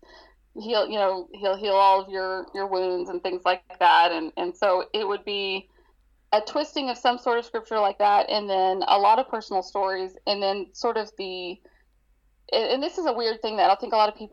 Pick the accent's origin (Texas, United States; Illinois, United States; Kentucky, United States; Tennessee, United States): Texas, United States; Dallas; moved away; I was born and raised in Dallas, Texas